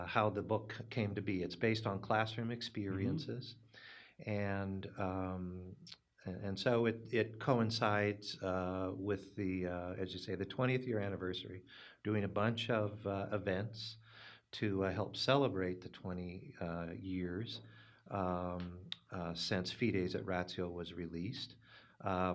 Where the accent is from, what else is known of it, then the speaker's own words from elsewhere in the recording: Idaho, United States; moved away as an adult; also born or lived in Seattle, Washington / Boston, Massachusetts; now in Spokane, United States; I was raised in Idaho, a small town called Kamei, St. Catherine's Parish there